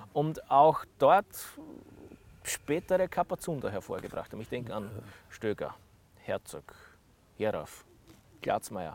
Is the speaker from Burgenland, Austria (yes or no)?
yes; Deutschkreuz, Burgenland, Austria; Sie haben gegen meinen Heimatort gespielt.